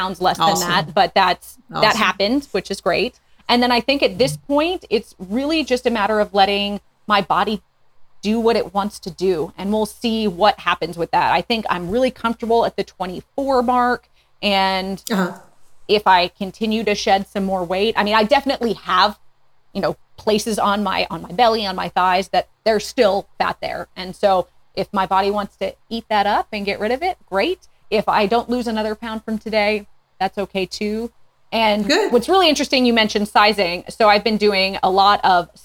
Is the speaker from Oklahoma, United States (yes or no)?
no; Northwest Indiana, United States; moved away as an adult; now in Fort Smith, United States; I grew up in Northwest Indiana, but my mom is from Minnesota and my dad's from Germany